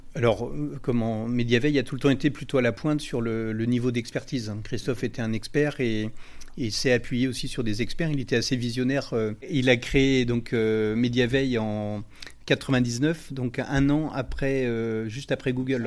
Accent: Rennes, Brittany, France; je suis originaire de Rennes

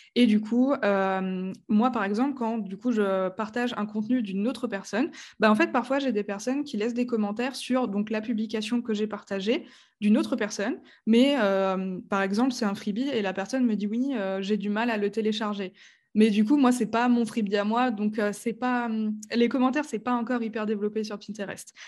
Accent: Strasbourg, Grand Est, France; je viens de Strasbourg. Voilà, je suis une vraie Alsacienne

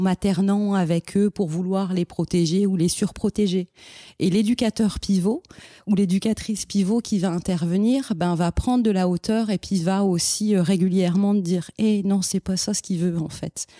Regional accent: France; moved away as an adult; now in Montreal, Canada; en tant que français

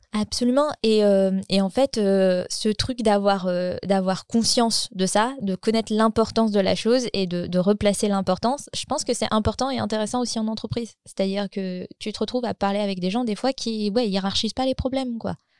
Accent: France; moved away as an adult; now in Gothenburg, Sweden; j'habite en Suède, mais je suis française. J'ai grandi en banlieue

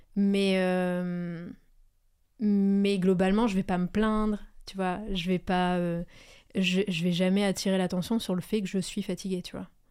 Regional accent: Pas-de-Calais, Hauts-de-France, France; je suis née dans le Pas-de-Calais, euh, c'est toujours là que je vis, d'ailleurs

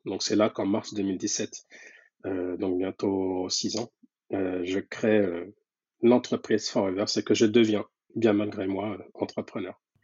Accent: France; je suis donc né en France et grandi en France, mais avec de très très fortes attaches

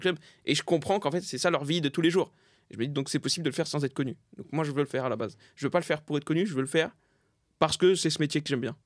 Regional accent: Saint-Denis, Île-de-France, France; also born or lived in Pierrefitte-sur-Seine; je suis né à Saint-Denis. J'étais à Saint-Denis jusqu'en CM2, quoi. Après, en CM2, je suis à la Perfite.

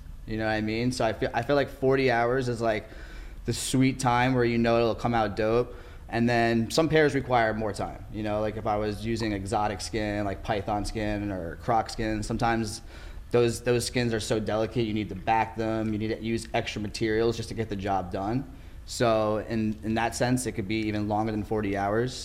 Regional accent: New York, United States; moved away as an adult; now in Orange County, United States; I'm originally from New York. I moved out here about

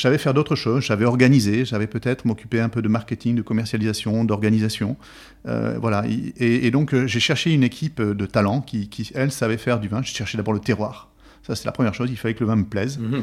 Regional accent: Bergerac, Nouvelle-Aquitaine, France; je suis originaire de, donc de Bergerac

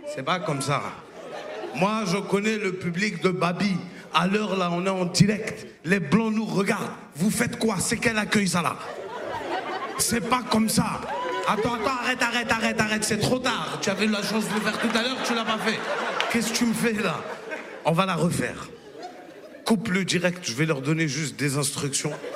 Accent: Côte d’Ivoire; Je viens de Côte d'Ivoire

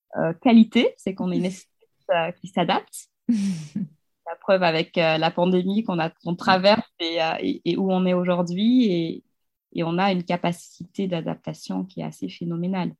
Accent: Kamsar, Boké Region, Guinea; moved away as an adult; also born or lived in Paris, France; now in France; j'ai grandi dans une ville minière qui s'appelle Kamsar, en Guinée-Conakry, donc en Afrique de l'Ouest.

